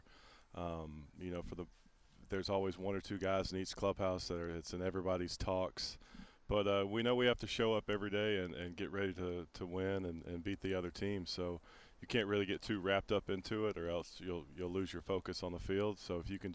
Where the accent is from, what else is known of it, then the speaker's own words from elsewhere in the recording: Georgia, United States; I grew up in Georgia